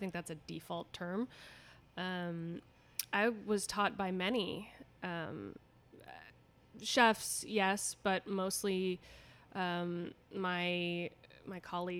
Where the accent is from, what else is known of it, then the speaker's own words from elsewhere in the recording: Los Angeles, California, United States; Kind of on the west side, Brentwood, West Hollywood, but always the greater Los Angeles area.